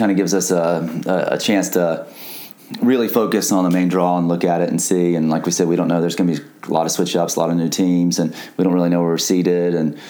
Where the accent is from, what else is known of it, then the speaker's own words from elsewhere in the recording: Midwest, United States; moved away as an adult; also born or lived in Hermosa Beach area, California; now in Hermosa Beach, United States; And I've lived here for 4 years, I'm from the Midwest